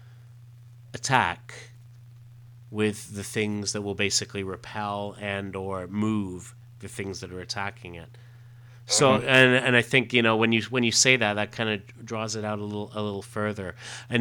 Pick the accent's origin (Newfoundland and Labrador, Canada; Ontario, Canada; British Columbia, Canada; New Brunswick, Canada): Ontario, Canada; Growing up in Canada as he did, I know that that we had access. We always had access to a lot of those episodes on TV Ontario, and they were big on the Doctor Who, and that's certainly where I grew up watching them.